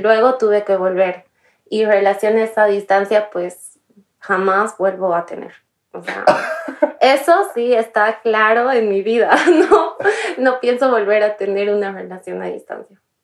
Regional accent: Bolivia; moved away as an adult; also born or lived in Paris; Mi país de origen es Bolivia

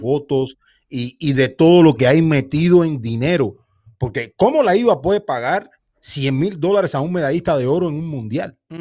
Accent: Santa Clara, Villa Clara, Cuba; Somos de la misma ciudad, somos de Santa Clara.

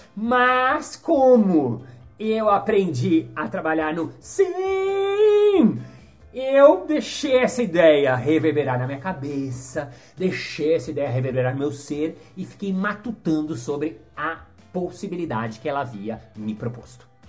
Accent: Brazil; sou brasileiro 100%, mas os meus pais não. Os meus pais nasceram no Egito

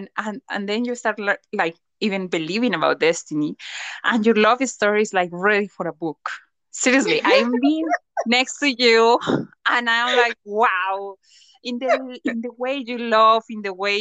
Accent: Colombia; moved away as an adult; now in Bulgaria; I'm Colombian and I decided to come to live to Bulgaria

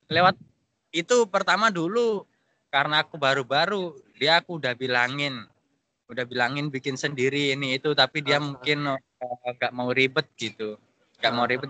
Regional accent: Indonesia; accent: medok; Terus mungkin dia tahu logatku medoknya itu kan. bahasa Inggrisku medok masih mendok langsung begini aku lu mas anak Indo ya kan Duh, iya pak

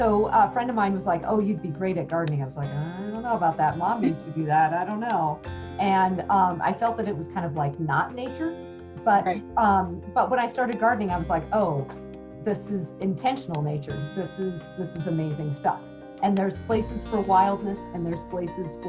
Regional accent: Sedona, Arizona, United States; also born or lived in Washington State; now in Phoenix, United States; I was from Arizona. I grew up in Sedona, Arizona.

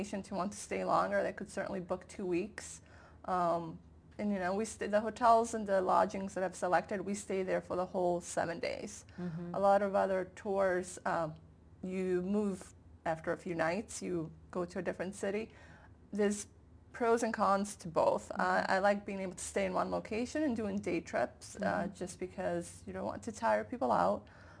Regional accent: Calabria, Italy; from Calabria, I'm from southern Italy

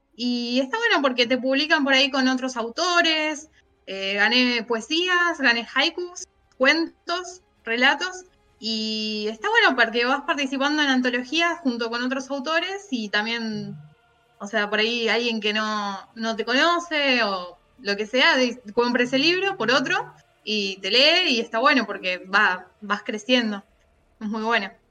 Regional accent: Argentina; acá en Argentina

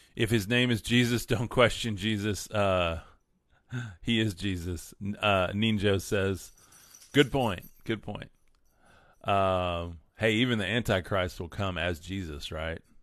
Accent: West Texas, United States; I'm from West Texas

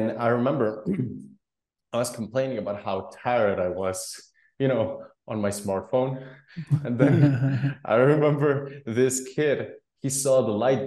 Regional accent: Guatemala; I was born and raised in Guatemala

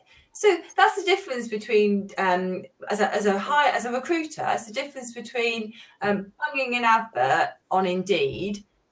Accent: Manchester, North West England, United Kingdom; I'm from Manchester, actually. So that is north.

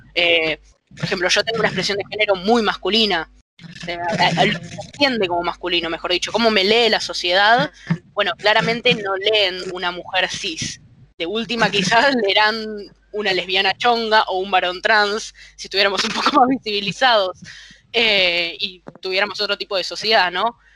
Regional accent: Buenos Aires, Argentina; desde acá, desde el lugar argentino, también porteño

